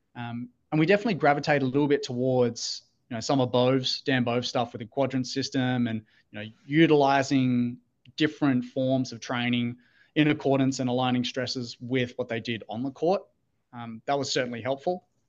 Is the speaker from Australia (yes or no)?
yes; Australia; moved away as an adult; also born or lived in Gold Coast, Australia; now in Pittsburgh, United States; Australian, uh, grew up, born and raised in Australia